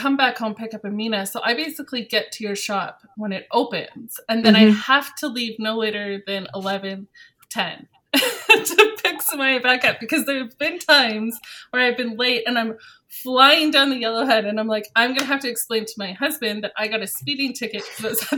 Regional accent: Ontario, Canada; moved away as an adult; now in Edmonton, Canada; I'm from Ontario in Canada

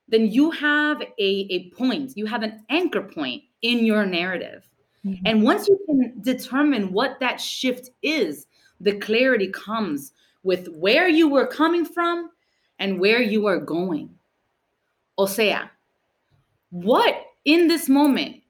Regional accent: Miami, Florida, United States; English is a second language; We don't have that in Miami.

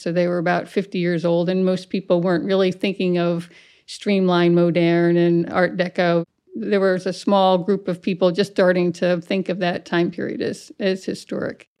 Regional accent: Rhinebeck, New York, United States; I grew up in the Hudson Valley in Rhinebeck, New York

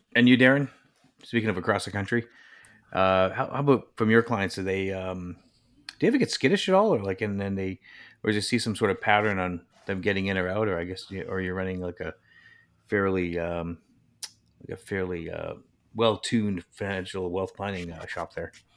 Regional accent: Vancouver Island, British Columbia, Canada; near our, my hometown, we had the Howie Meeker Hockey Camp

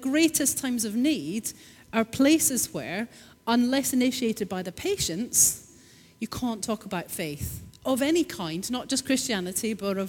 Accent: Scotland, United Kingdom; I'm Scottish

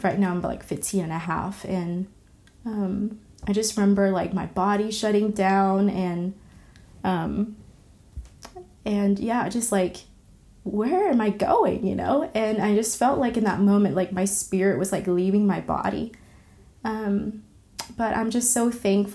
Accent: California, United States; also born or lived in Vietnam; my family and I moved to the States, specifically to the state of California, and I grew up there

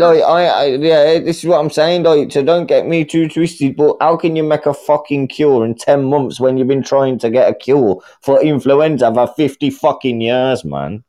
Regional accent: United Kingdom; I'm from the UK

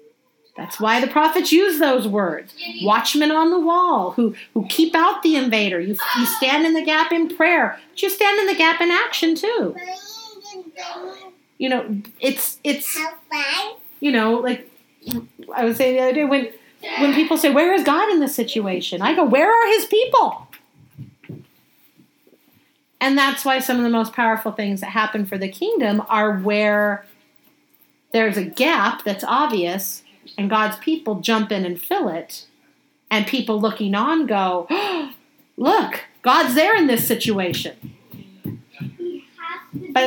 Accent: United States; I was born in America

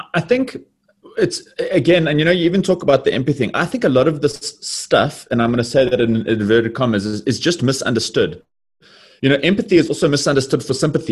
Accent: Johannesburg, Gauteng, South Africa; born and bred in Johannesburg

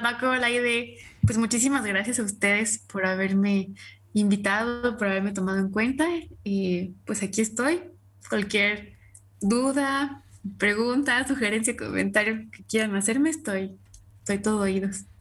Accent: Mexico; nosotros que somos mexicanos

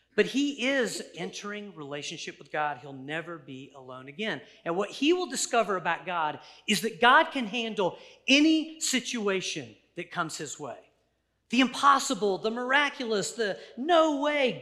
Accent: United States; we as Americans sometimes live with this hyper sense of, of self importance

